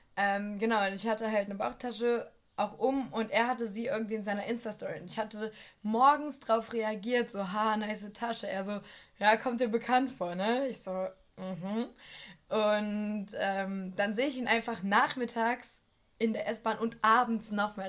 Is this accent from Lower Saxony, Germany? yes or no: yes; Northeim, Lower Saxony, Germany; ich komme ja aus so einer Kleinstadt, die kein Mensch kennt